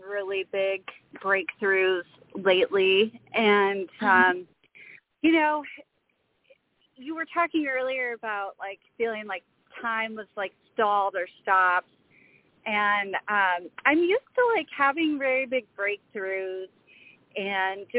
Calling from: Seattle, Washington, United States; I'm calling from Seattle, Washington.

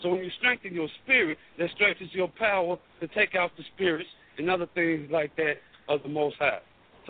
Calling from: Chicago, Illinois, United States; from the Chicagoland area.

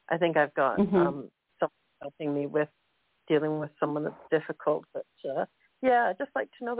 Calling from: Canada; I'm calling from Canada.

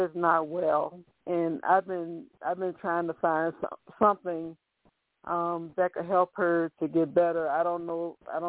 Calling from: Virginia, United States; I'm calling from Virginia

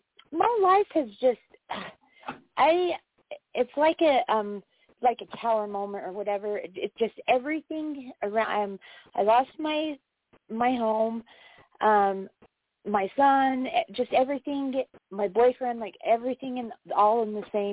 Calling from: Wyoming, United States; I'm calling from Wyoming

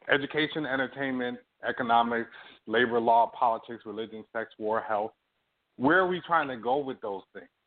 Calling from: Toronto, Ontario, Canada; I'm calling you from Toronto, but I'm an African American person.

